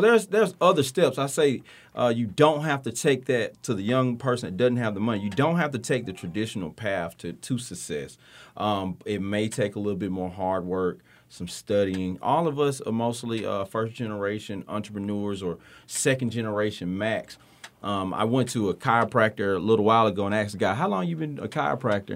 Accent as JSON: {"language": "English", "town": "Tuscaloosa", "region": "Alabama", "country": "United States", "said": "I'm from Tuscaloosa, Alabama, but I, we have farms here"}